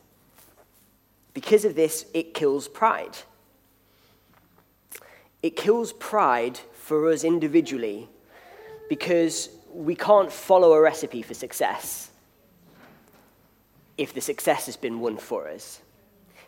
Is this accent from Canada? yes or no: no; Liverpool, North West England, United Kingdom; moved away; the city from which I come, I'm from Liverpool